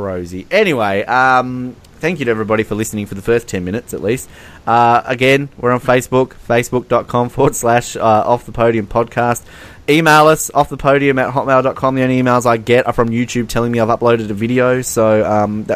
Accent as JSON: {"language": "English", "country": "Australia", "said": "They hear my accent. Oh, where are you from? And I'm like, Australia."}